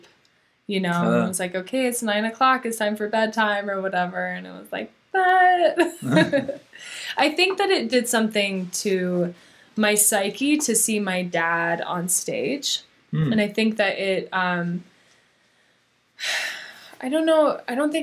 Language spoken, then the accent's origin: English; Boulder, Colorado, United States; also born or lived in Jamestown, Colorado; I grew up in Boulder, Colorado